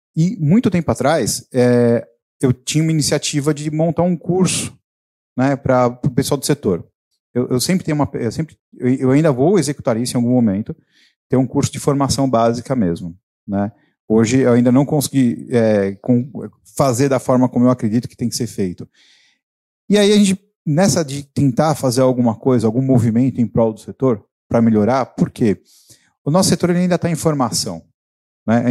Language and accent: Portuguese; São Paulo, Brazil; Eu sou da região aqui também, eu vivi a minha vida inteira no Carrão.